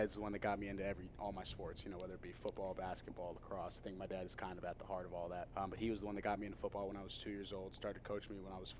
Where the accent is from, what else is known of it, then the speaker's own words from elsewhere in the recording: San Diego, California, United States; moved away as an adult; now in New York, United States; I'm from San Diego, California, born and raised, spent my whole life there.